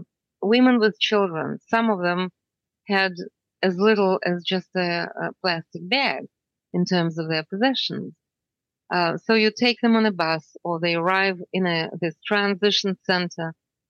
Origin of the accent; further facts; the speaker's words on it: Canada; I would tell them. I would tell them that I'm from Canada.